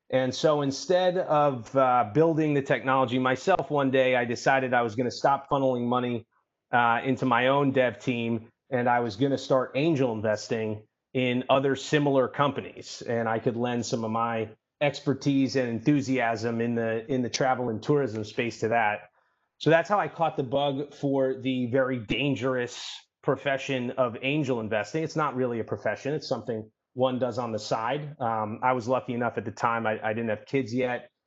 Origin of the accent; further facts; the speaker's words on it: New York City, New York, United States; I'm born and raised in New York City.